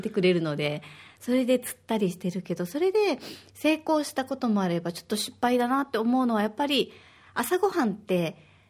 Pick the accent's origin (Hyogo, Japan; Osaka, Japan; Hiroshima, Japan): Osaka, Japan; now in Okinawa, Japan; 私は大阪 出身